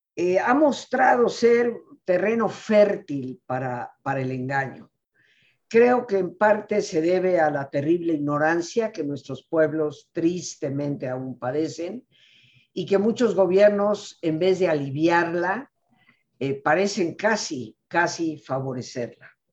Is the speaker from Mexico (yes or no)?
yes; Mexico; mi país, México